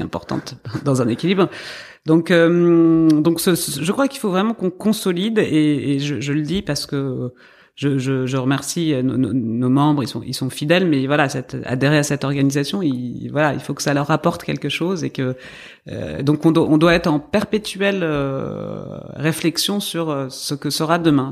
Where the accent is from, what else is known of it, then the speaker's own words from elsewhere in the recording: north of France, France; je viens du nord de la France